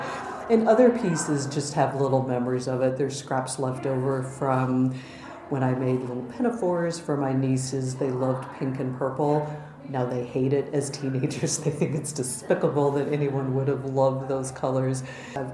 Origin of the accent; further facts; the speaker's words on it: South Dakota, United States; moved away as an adult; also born or lived in Minnesota; now in New York, United States; I was born in Minnesota, grew up in South Dakota, came out here almost 30 years ago